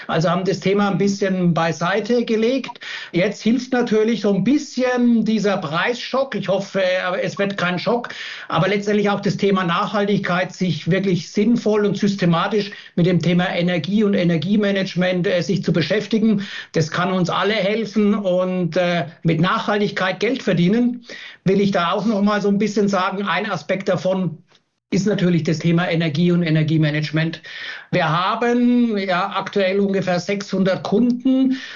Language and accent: German; Giebelstadt, Bavaria, Germany; ich komme aus Giebelstadt in der Nähe von Würzburg. Es hat mich in die Heimat verschlagen